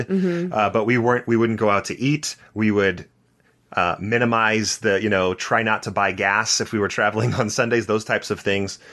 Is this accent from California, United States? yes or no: yes; Santa Barbara, California, United States; So I grew up in Santa Barbara, California